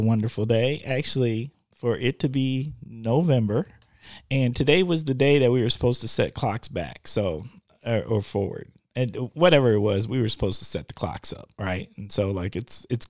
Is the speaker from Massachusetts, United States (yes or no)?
no; Wisconsin, United States; I'm born and raised in Wisconsin